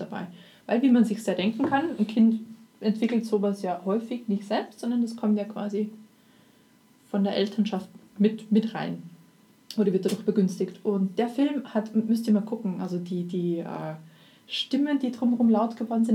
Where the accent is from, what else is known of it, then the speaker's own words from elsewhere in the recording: Austria; als Österreicher kann man das, also wenn, wenn man Mundart auf, äh, mundartlich aufgewachsen ist